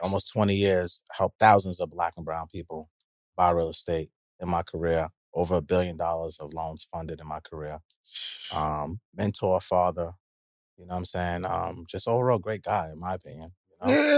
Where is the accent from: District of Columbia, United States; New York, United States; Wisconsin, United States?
New York, United States; New York City; I'm from Queens